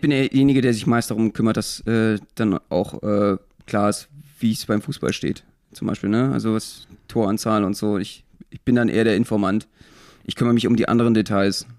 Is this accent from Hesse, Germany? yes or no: no; Berlin, Germany; ich als Berliner